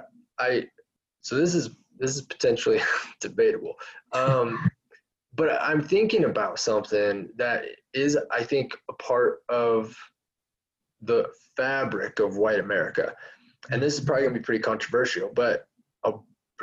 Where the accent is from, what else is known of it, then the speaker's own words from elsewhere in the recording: United States; most of us white Americans